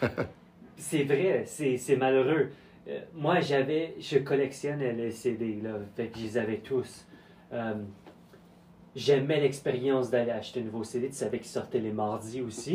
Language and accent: French; Quebec, Canada; je suis né au Québec